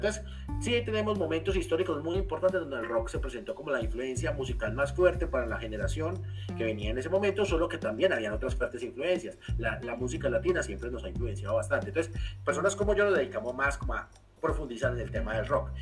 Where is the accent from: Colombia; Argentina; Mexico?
Colombia; Medellín, Antioquia; los que somos de barrio de Buenos Aires, yo soy